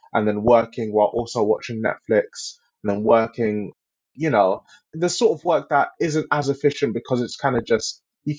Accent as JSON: {"language": "English", "region": "London", "country": "United Kingdom", "said": "I'm a Londoner"}